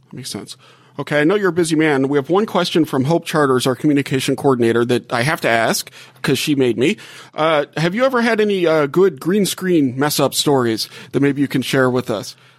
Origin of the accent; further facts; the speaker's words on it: Gulf South, United States; moved away as an adult; now in South Bend, United States; I grew up in the Gulf South and, and just moved here